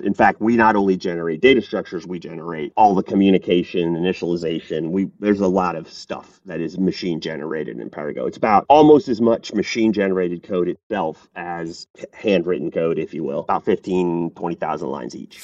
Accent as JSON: {"language": "English", "country": "United States", "also_born_or_lived": "Paris, France / Bulgaria", "lives_now": "Atlanta, United States", "said": "I'm American"}